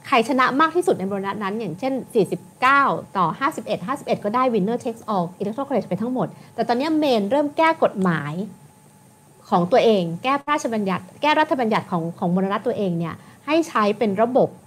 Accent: Thailand

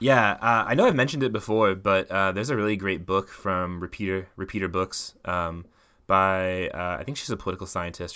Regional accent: Midwest, United States; I'm from the Midwest

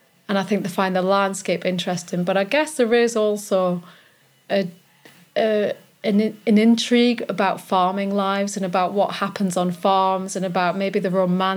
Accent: Newcastle upon Tyne, North East England, United Kingdom; moved away as an adult; also born or lived in Yorkshire Dales; now in Malham, United Kingdom; the life I had growing up in Newcastle

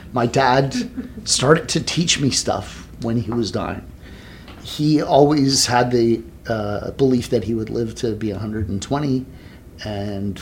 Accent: Toronto, Ontario, Canada; moved away as an adult; also born or lived in Cayman Islands; So I'm Canadian. I was born and raised in Toronto

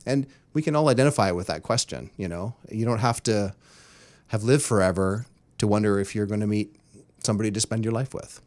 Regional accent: Terrace, British Columbia, Canada; moved away; I grew up in Terrace, B C, small northern logging town.

